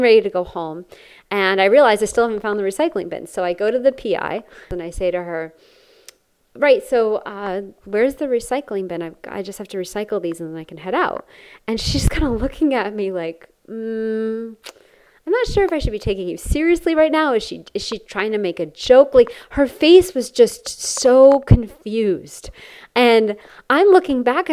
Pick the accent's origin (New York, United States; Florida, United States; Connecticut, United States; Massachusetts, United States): Connecticut, United States; I grew up in Connecticut